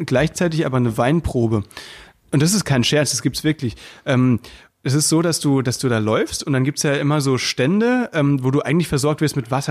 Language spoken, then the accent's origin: German; Müllheim, Baden-Württemberg, Germany; moved away; bei uns in Müllheim